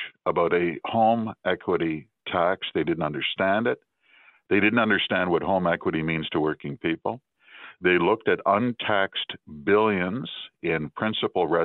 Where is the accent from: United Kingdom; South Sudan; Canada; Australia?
Canada; as a Canadian